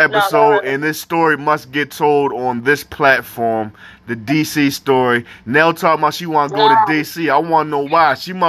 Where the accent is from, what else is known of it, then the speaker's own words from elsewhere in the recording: Baltimore, Maryland, United States; moved away; Why you think I got the fuck out of Baltimore? Like, yo, I can't stay in Baltimore.